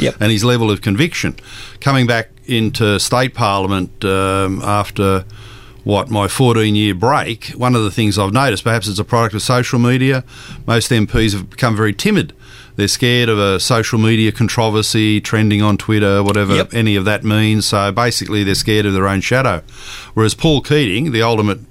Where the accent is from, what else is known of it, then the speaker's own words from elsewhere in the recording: Sydney, New South Wales, Australia; I grew up in Green Valley